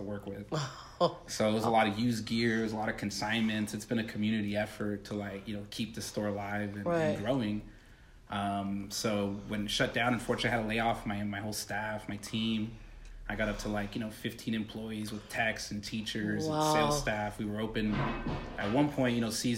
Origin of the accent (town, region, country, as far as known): Hemet, California, United States; born or raised there; also born or lived in East Los Angeles / South El Monte